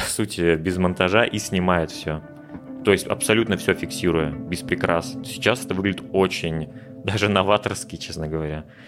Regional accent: Russia; moved away as an adult; каждый год, который я встречал не у себя на родине

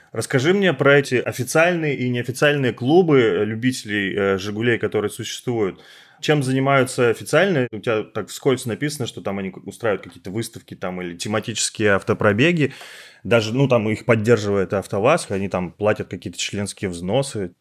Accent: Kirov, Kirov Oblast, Russia; now in Moscow, Russia; я сам из Кирова

